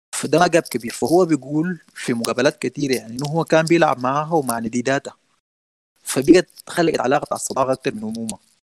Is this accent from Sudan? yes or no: yes; Sudan; نحن عندنا في السودان الدوبيت والشعير والغنى ده ديوان السودانيين